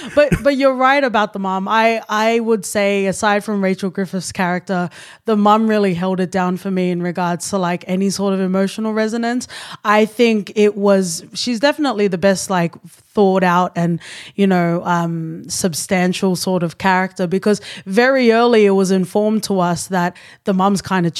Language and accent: English; Australia; We're cute Australians.